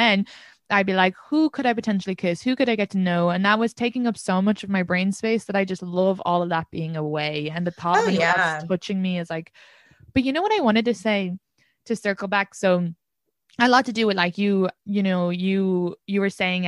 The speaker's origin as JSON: {"language": "English", "country": "Ireland", "moved": "as an adult", "lives_now": "New York City, United States", "said": "being an immigrant, being Irish"}